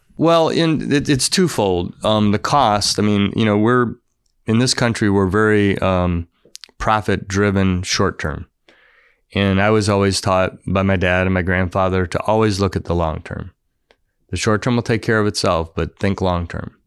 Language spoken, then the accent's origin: English; Florida, United States; I grew up in Florida